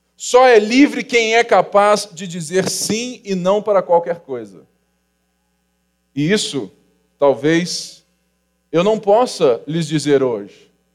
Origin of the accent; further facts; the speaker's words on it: Rio de Janeiro, Brazil; e nós somos do Rio de Janeiro. Sou carioca